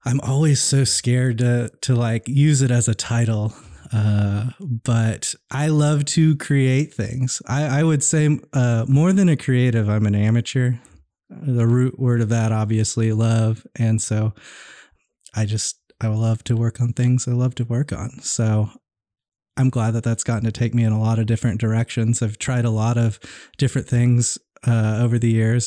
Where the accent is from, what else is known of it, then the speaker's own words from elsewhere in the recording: Oklahoma City, Oklahoma, United States; also born or lived in Dallas, Texas / Tulsa / Broken Arrow, Oklahoma / Stillwater, Oklahoma; we moved to Oklahoma City when I was about six months